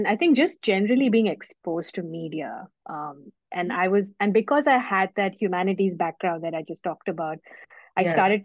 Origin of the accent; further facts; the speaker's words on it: India; moved away as an adult; also born or lived in Bangalore, India / Mumbai, India; now in United Kingdom; I am originally from India, where I was born and mostly brought up in India, but I've lived in different countries over my short lifespan so far.